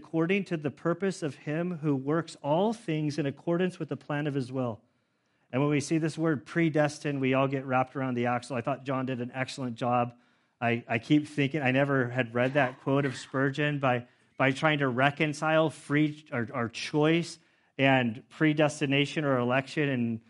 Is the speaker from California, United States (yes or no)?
yes; Carmel, California, United States; born there; So that means that I was born in 1974 in Carmel, California, to a super dysfunctional family